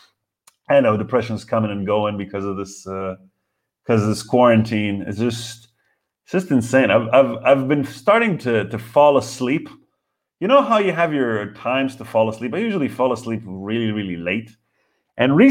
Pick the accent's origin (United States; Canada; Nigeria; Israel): Israel; now in Berlin, Germany; We're from Israel.